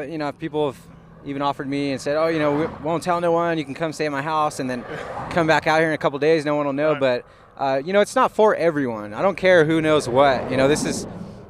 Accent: California, United States; moved away as an adult; I'm from California

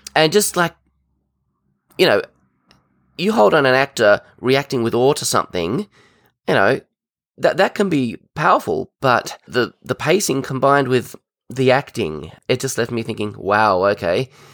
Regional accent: Tasmania, Australia; I'm actually from Tasmania, Australia.

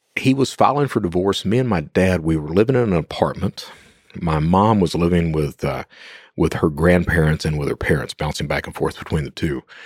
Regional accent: Eastern Kentucky, United States; I'm from Eastern Kentucky

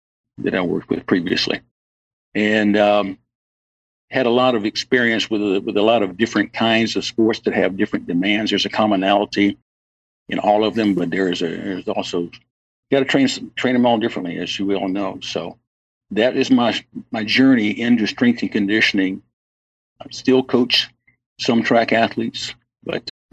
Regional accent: Charlotte, North Carolina, United States; I'm from Charlotte, North Carolina, and I went to school, high school at Marsh Park High School in Charlotte

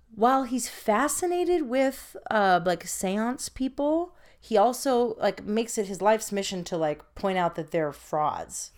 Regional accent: San Francisco, California, United States; I was born in San Francisco.

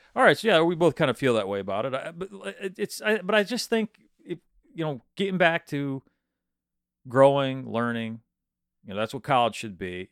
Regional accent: Midland, Michigan, United States; I'm from Midland

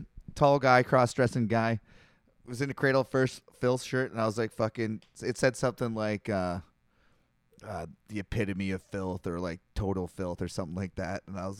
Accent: Canada; I'm a Canadian.

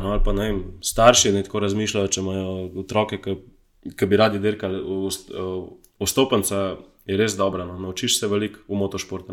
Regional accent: Slovenia; sem iz Slovenije

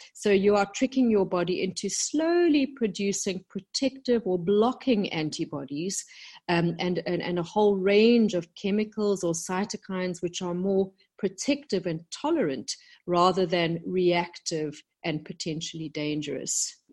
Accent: South Africa; moved away as an adult; also born or lived in London, United Kingdom; when I came back to South Africa, my home country, about 10 years ago

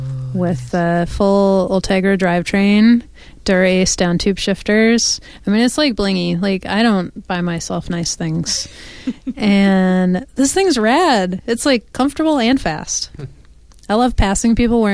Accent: New York, United States; now in Portland, United States; I'm from New York

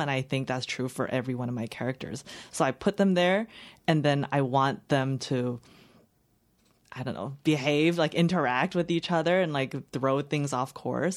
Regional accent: Los Angeles County, California, United States; English is a second language; also born or lived in China; I grew up in the suburb in L, L, outside of L A, in L A County

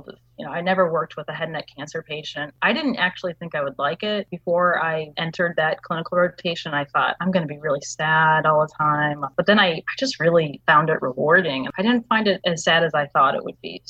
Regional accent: Raleigh, North Carolina, United States; I am from Raleigh, North Carolina

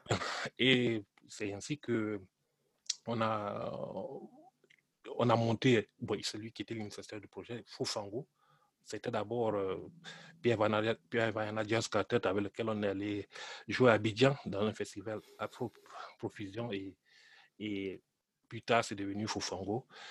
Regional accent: Cameroon; je suis né au Cameroun. Je suis d'origine camerounaise

